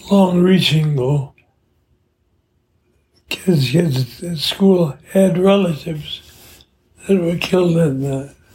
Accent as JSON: {"language": "English", "town": "Milwaukee", "region": "Wisconsin", "country": "United States", "tie": "born or raised there", "also_born_or_lived": "Madison, Wisconsin", "said": "I was born in Madison. Born in Madison. Raised in Milwaukee. Okay. Grade school here, high school here, went to Michigan State College"}